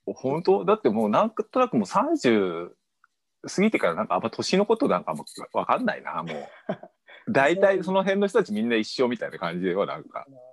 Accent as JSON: {"language": "Japanese", "region": "Ibaraki", "country": "Japan", "tie": "born or raised there", "also_born_or_lived": "Saitama / Tokyo", "moved": "as an adult", "lives_now": "Suō-Ōshima, Japan", "said": "埼玉で小一まで。小一の一学期まで埼玉。で、そこから茨城県。"}